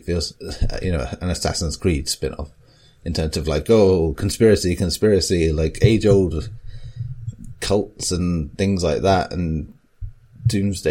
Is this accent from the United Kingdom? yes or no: yes; England, United Kingdom; I'm from South